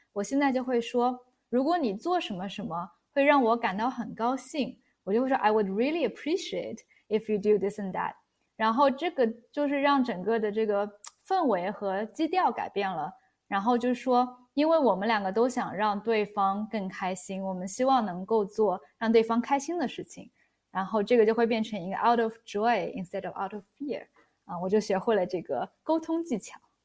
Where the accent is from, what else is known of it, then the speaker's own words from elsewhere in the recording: Shanghai, China; moved away as an adult; now in Europe; 我是相当于土生土长的中国人，我是上海长大